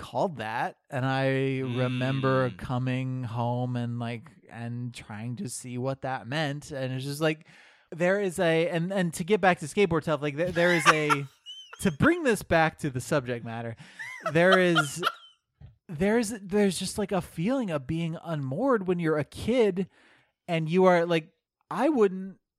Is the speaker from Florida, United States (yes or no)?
yes; Florida, United States; born there; also born or lived in Illinois / South Dakota; And so I was born in Florida. I think we were in Illinois for a while.